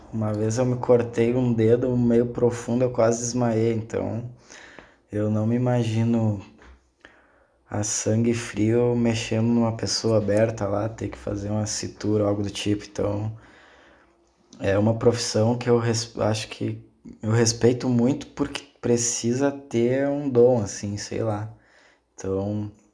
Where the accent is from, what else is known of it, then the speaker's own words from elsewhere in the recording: Rio Grande do Sul, Brazil; also born or lived in South Korea; a minha cidade natal, onde eu nasci, aqui no Rio Grande do Sul, ela é uma cidade açoriana.